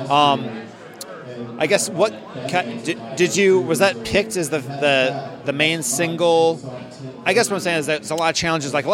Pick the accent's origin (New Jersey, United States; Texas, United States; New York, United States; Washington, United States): New York, United States; No, I'm from New York originally.